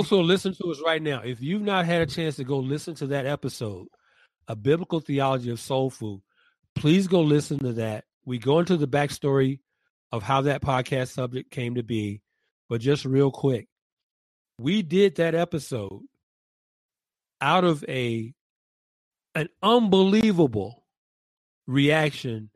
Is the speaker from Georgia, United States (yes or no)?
yes; Atlanta, Georgia, United States; I'm from the South